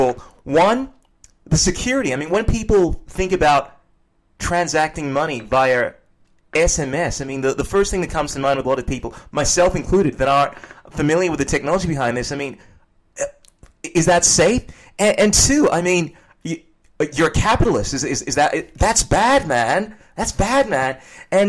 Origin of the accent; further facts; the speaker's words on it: Ghana; I come from Ghana, West Africa